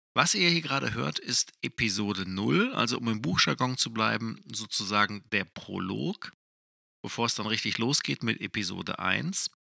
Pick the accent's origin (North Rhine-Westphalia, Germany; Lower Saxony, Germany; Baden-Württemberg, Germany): North Rhine-Westphalia, Germany; Essen; in Essen spielt, in meiner Heimatstadt